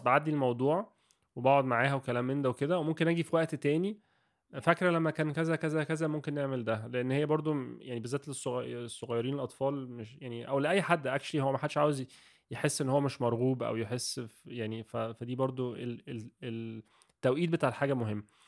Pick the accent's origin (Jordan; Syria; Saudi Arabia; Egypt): Egypt; احنا بنقول ان هي موجوده في ثقافتنا عامه كمصريين